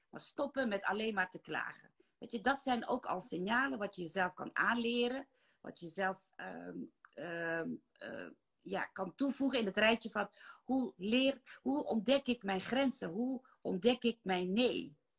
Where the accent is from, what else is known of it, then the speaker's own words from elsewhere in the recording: Netherlands; also born or lived in Maluku Islands (ancestry); Ik ben in Nederland geboren.